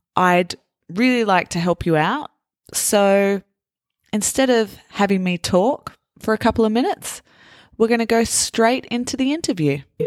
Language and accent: English; Australia; I'm Australian